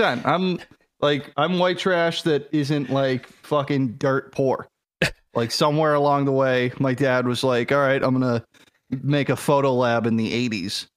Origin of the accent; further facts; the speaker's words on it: Boston, Massachusetts, United States; now in Atlanta, United States; I actually was born in Boston. I don't know the hospital